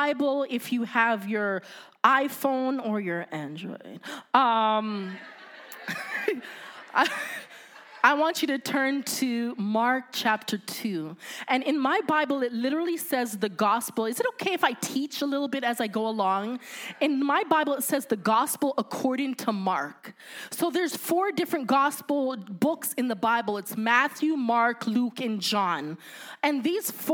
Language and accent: English; Canada; I'm Canadian